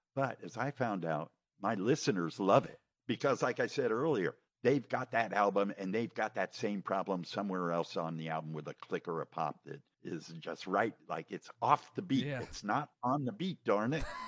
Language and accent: English; New York, United States; now in Southern California, United States; I was from New hmm. York